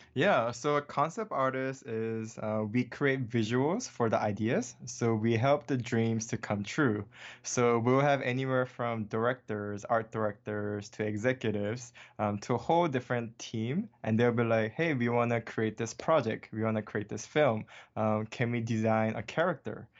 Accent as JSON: {"language": "English", "region": "Hawaii", "country": "United States", "tie": "born or raised there", "also_born_or_lived": "Seoul, South Korea", "second_language": "English", "moved": "as an adult", "lives_now": "Los Angeles, United States", "said": "born in Seoul, South Korea, and I was raised in Hawaii, um, since I was eight years old"}